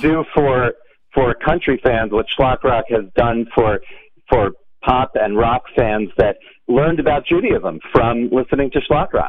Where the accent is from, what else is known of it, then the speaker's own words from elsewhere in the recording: Virginia, United States; now in Hollywood, Florida, United States; I grew up in Virginia